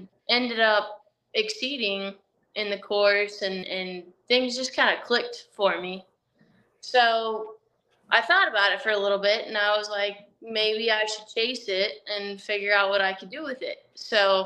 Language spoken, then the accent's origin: English; Flagstaff, Arizona, United States; I grew up in Flagstaff, Arizona, along old Route 66